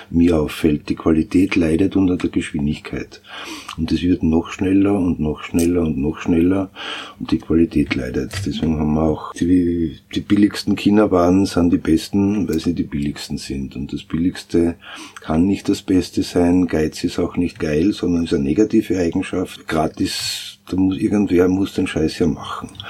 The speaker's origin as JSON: {"language": "German", "region": "Styria", "country": "Austria", "moved": "yes", "lives_now": "Vienna, Austria", "said": "Ich selber bin ja auch ein Landkind, bin auch kein Wiener, komme aus der Steiermark und bin eben seit 82 in Wien"}